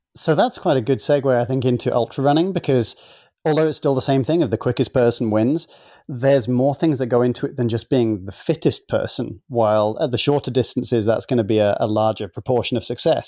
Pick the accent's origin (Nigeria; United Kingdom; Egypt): United Kingdom; now in United States; being both a Brit and an American now